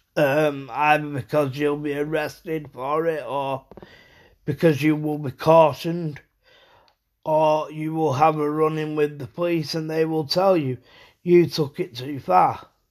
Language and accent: English; United Kingdom; I was brought up in the United Kingdom.